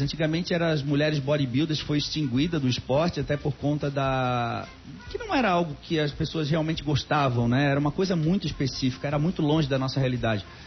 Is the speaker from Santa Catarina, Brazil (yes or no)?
yes; Florianópolis, Santa Catarina, Brazil; eu nasci na Carmela Dutra